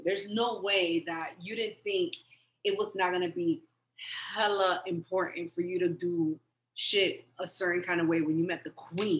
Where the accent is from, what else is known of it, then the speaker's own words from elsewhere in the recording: United States; I feel like me as an American